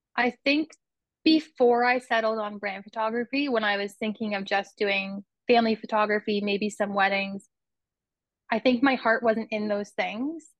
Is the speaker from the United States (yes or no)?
no; Kitchener, Ontario, Canada; now in Brantford, Canada; I grew up in Kitchener in Ontario